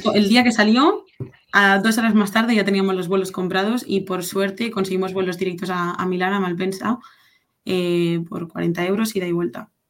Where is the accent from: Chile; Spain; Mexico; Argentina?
Spain; Barcelona, Catalonia; also born or lived in Madrid; yo soy de Barcelona